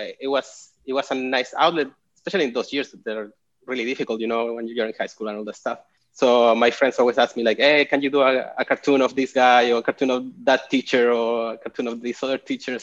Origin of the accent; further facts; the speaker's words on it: Chile; moved away as an adult; also born or lived in Portland, Oregon; now in Austin, United States; I'm originally from Chile, and I've been living